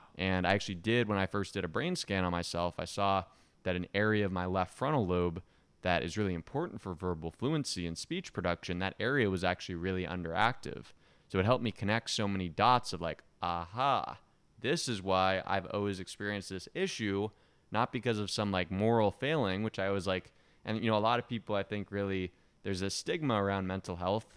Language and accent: English; Eugene, Oregon, United States; now in Miami, United States; I grew up in Oregon and small town in Oregon, Eugene